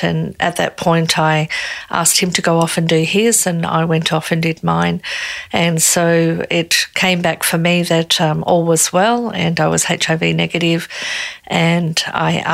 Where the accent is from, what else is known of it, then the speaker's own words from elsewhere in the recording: Australia; I'm Australian.